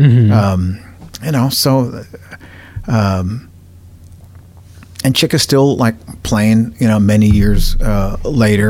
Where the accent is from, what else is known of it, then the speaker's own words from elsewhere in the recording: Los Angeles, California, United States; I grew up in Cypress Park, and at the neighborhood on the hill right above us, Mount Washington